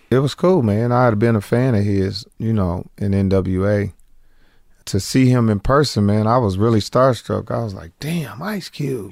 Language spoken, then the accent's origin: English; Indianapolis, Indiana, United States; moved away; I'm from Indianapolis, Indiana originally